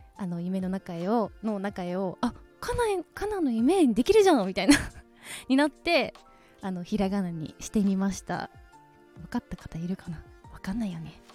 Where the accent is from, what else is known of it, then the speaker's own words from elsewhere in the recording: Nara, Japan; also born or lived in Osaka; now in Tokyo, Japan; 大阪生まれ奈良育ち